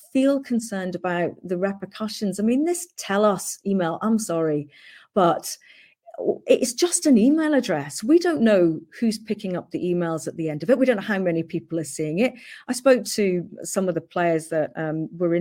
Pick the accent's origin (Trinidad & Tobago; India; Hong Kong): Hong Kong; moved away; I grew up in Hong Kong and very, you know, fortunate to do so